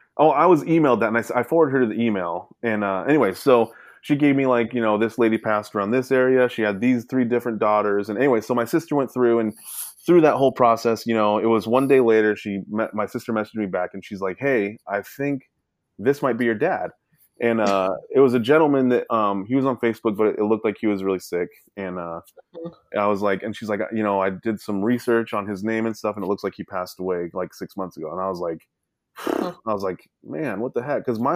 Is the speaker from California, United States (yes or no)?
yes; Sacramento, California, United States; born there; I'm from I was born in Sacramento, right. California.